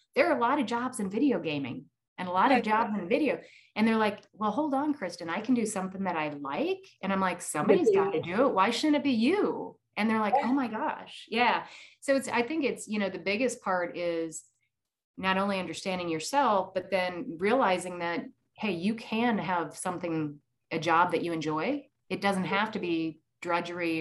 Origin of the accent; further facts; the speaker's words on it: Iowa, United States; growing up in Iowa